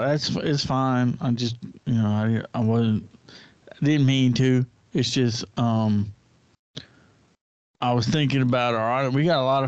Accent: United States; So we are American, and we speak in terms of being Americans.

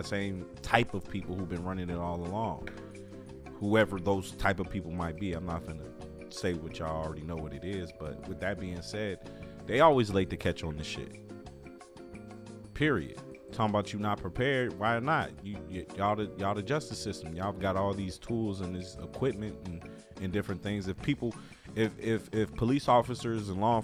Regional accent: Chicago, Illinois, United States; I'm from the Chicagoland area. I'm from Chicago

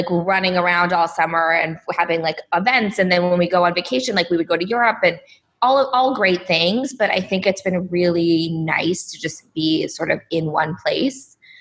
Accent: Palo Alto, California, United States; also born or lived in San Diego; I grew up in Palo Alto, California

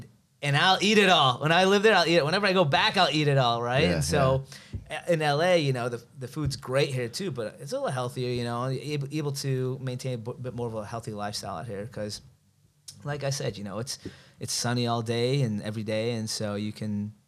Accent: Skokie, Illinois, United States; moved away as an adult; now in Los Angeles, United States; Born and raised Chicago.

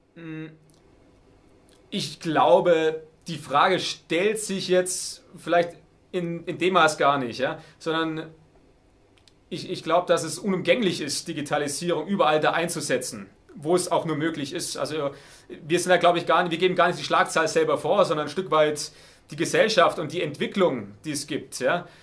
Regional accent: Heidenheim district, Baden-Württemberg, Germany; ich komme aus dem Landkreis Heidenheim

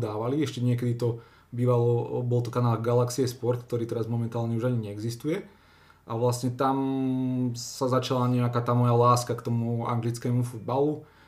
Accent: Slovakia; som bol aj hrdý Slovak

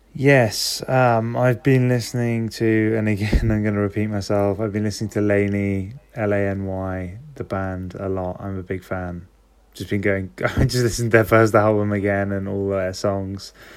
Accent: London, United Kingdom; I'm from London

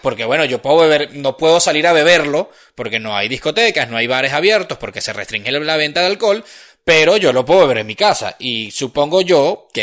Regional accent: Venezuela; now in Spain

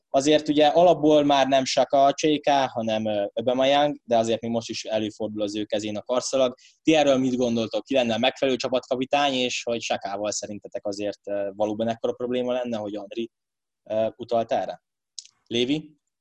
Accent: Hungary; magyarok vagyunk

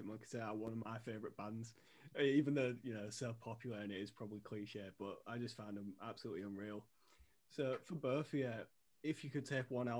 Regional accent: Hull, Yorkshire and the Humber, United Kingdom; being from Hull, I'm from Hull

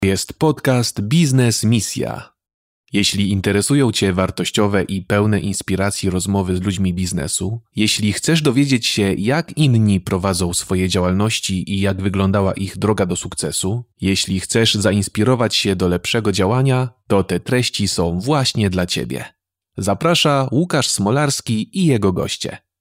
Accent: Poland; accent: Polish; mój niemiecki nie jest idealny, bo zawsze będzie słysa-, słyszał choćby ten polski akcent

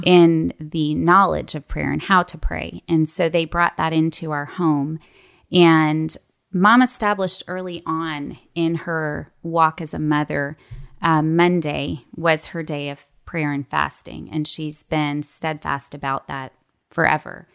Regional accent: Toronto, Ontario, Canada; moved away as an adult; also born or lived in Lookout Mountain, Georgia; now in Atlanta, United States; I grew up in Toronto, Canada, and came to the States for college

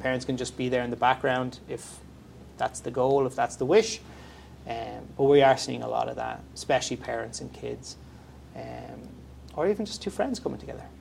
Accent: Ireland; moved away as an adult; now in Canada; my background's from Ireland, mm-hmm. uh, so I'm from Europe

